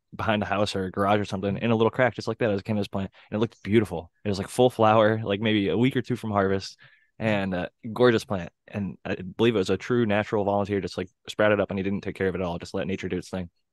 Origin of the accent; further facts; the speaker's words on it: Ohio, United States; growing up in Ohio